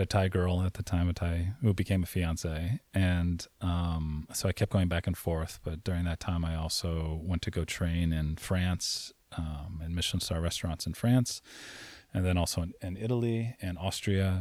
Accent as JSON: {"language": "English", "region": "Saint Croix", "country": "U.S. Virgin Islands", "tie": "born or raised there", "moved": "yes", "said": "I grew up in Saint Croix in the U S Virgin Islands."}